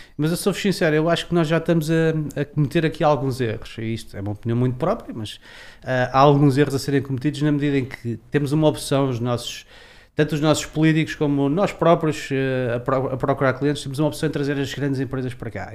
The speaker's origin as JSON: {"language": "Portuguese", "town": "Leiria", "region": "Centro", "country": "Portugal", "said": "como leiriense"}